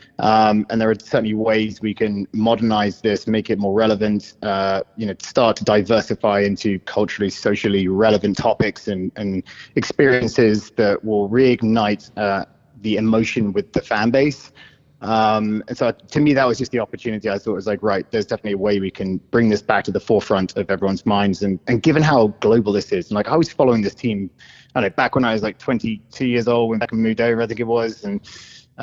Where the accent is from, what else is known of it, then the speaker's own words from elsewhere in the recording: United Kingdom; accent: British; moved away; I'm British